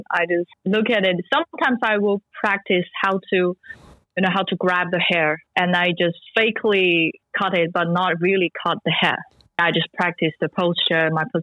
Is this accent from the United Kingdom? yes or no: no; Changde, Hunan, China; moved away as an adult; now in Shanghai, China; I come from Hunan province, Changde